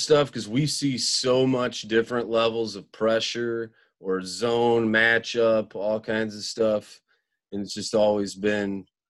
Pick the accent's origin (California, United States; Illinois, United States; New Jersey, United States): Illinois, United States; Central; now in Hinsdale, United States; I've been all over the state. I grew up in Central Illinois and have moved.